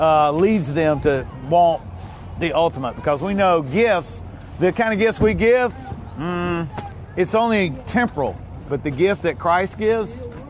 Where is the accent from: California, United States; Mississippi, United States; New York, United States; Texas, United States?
Mississippi, United States; I am from Mississippi. I do know about hayride in the country.